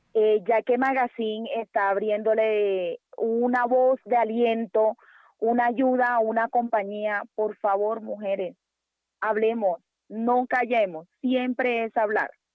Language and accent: Spanish; Barranquilla, Atlántico, Colombia; moved away as an adult; now in Bogotá, Colombia; Yo no resido en la ciudad de Barranquilla. Sí soy de Barranquilla.